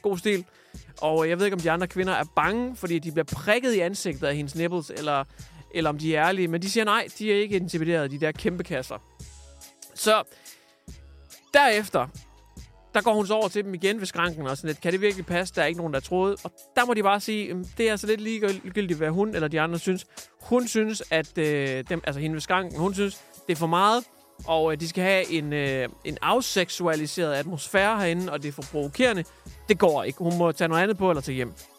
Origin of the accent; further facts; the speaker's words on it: Hjørring, North Denmark Region, Denmark; min hjemby Jøring, som lige ligger øh, 60 km nord for Aalborg.